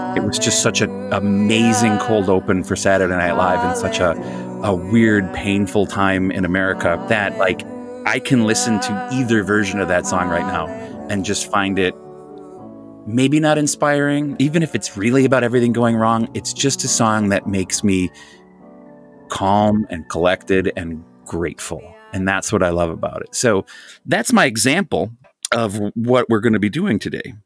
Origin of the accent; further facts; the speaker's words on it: Jefferson County, Wisconsin, United States; I grew up in Jefferson County, Wisconsin